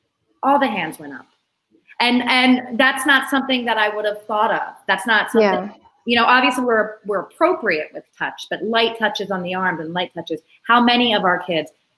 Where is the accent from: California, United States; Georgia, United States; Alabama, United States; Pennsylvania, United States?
Pennsylvania, United States; Philadelphia; moved away; I'm an Italian from Philadelphia.